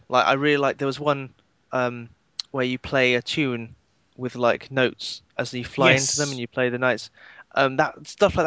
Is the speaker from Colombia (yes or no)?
no; England, United Kingdom; I'm English